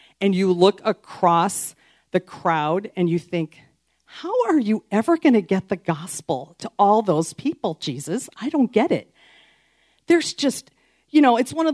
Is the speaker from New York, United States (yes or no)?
no; outside of Chicago, Illinois, United States; I grew up outside of Chicago in a northwest suburb